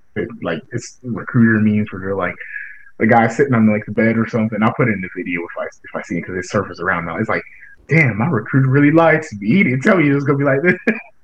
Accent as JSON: {"language": "English", "country": "United States", "tie": "born or raised there", "said": "growing up in Hart County"}